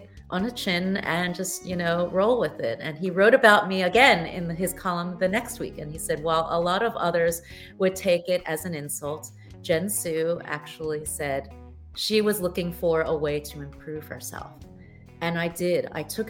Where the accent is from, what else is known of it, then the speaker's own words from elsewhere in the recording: United States; moved away; also born or lived in Taiwan / Thailand; I was born in the States